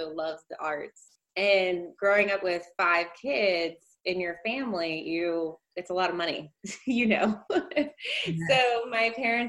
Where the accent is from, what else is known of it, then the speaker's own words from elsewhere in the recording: outside of Baltimore, horse country Maryland, United States; moved away as an adult; also born or lived in New Orleans; now in Houston, United States; I'm from outside of Baltimore, and I grew up kind of what I would call like horse country Maryland, and went to school in the suburbs of Baltimore